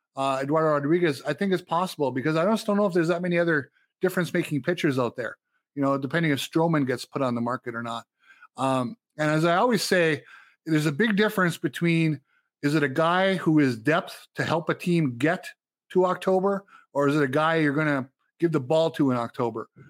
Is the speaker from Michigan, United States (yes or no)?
yes; Upper Michigan, United States; moved away; where I grew up in Upper Michigan